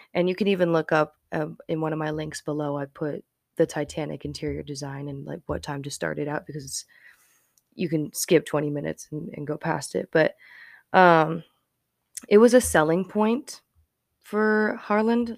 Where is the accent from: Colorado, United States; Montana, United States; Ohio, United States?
Colorado, United States; Colorado Springs; I grew up in Colorado Springs.